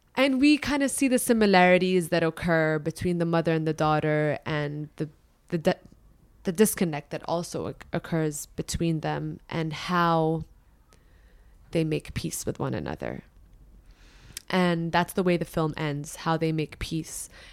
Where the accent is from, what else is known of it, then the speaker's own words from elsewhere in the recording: Dubai, United Arab Emirates; also born or lived in Lebanon; I was born and raised in Dubai